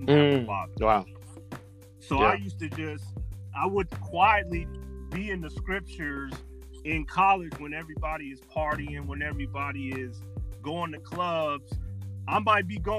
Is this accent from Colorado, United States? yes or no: yes; Denver, Colorado, United States; I was later expelled from Montbello High School